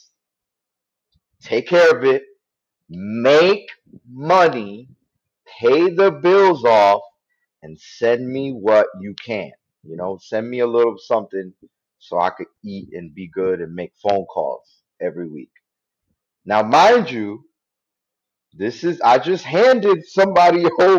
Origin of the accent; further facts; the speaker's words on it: New York City, New York, United States; I'm from the Bronx and I used to be in the streets.